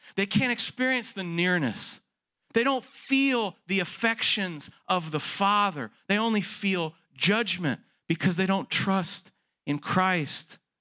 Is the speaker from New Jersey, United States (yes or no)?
no; Texas, United States; born and raised in Texas, like I was